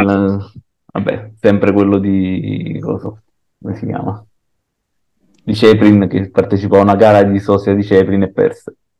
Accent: San Giorgio a Cremano, Campania, Italy; proprio nelle mie parti, a proposito di festa del Napoli, a San Giorgio a Cremano

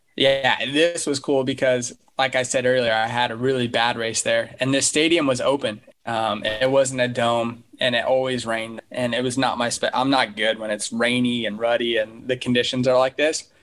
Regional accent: Colorado, United States; a guy that I grew up with in Colorado

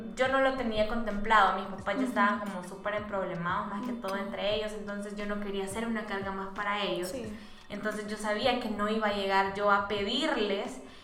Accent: San Miguel, El Salvador; moved away; nosotros somos de San Miguel

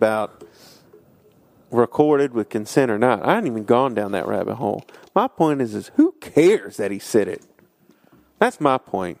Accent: Highland Springs, Virginia, United States; I grew up in Highland Springs.

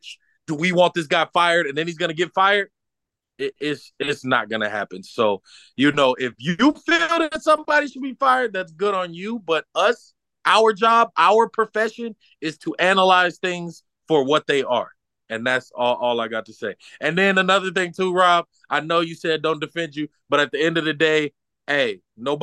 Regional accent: Alabama, United States; now in Hawaii, United States; I'm from Alabama

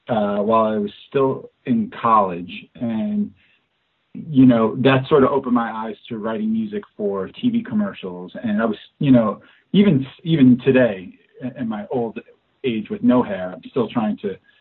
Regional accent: New Jersey, United States; moved away as an adult; also born or lived in New York / Arizona; now in Los Angeles, United States; I went to college in New Jersey. I'm originally from New Jersey.

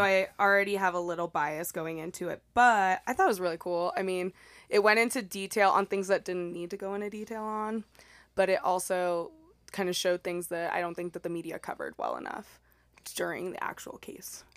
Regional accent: El Paso, Texas, United States; I'm from El Paso, Texas

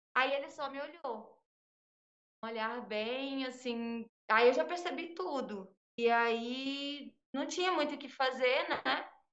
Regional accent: interior of Minas Gerais, Brazil; moved away; Eu sou do interior de Minas Gerais

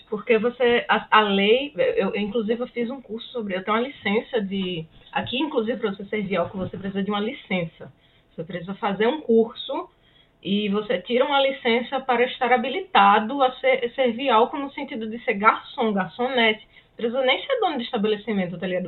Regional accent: Brazil; moved away as an adult; now in Canada; de onde nós viemos, assim, no é, Brasil

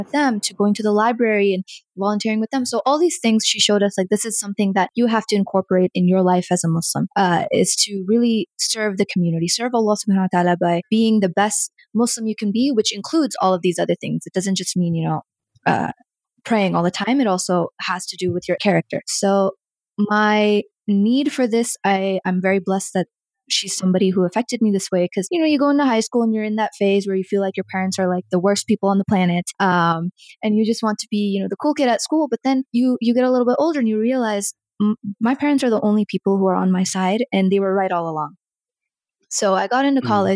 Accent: Colorado, United States; also born or lived in Bihar, India / New Jersey; We were in New Jersey for a while and then we came to Colorado

